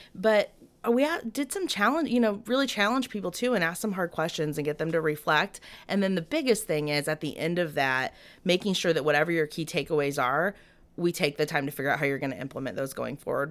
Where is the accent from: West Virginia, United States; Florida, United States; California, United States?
Florida, United States; Ocala; moved away; also born or lived in Lake City, Florida; born in Lake City, but raised in the Ocala area